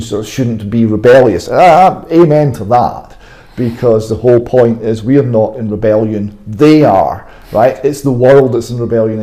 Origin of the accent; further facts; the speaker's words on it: Airdrie, Scotland, United Kingdom; my hometown of Airdrie.